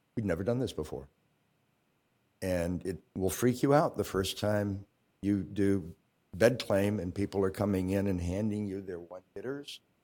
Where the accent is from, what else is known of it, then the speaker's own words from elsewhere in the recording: Virginia, United States; now in Champaign, United States; I come from Virginia, where we have departments of human services in the cities and counties